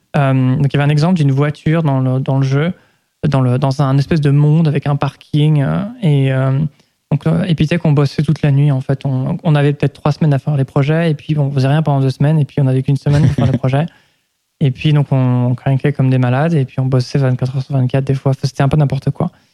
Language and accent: French; Lyon, Auvergne-Rhône-Alpes, France; moved away as an adult; also born or lived in United States; J'ai grandi en France, à Lyon